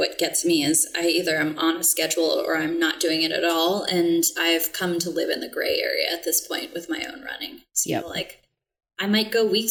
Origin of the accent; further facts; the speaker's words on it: Texas, United States; now in New England, United States; I'm originally from Texas and I love the heat.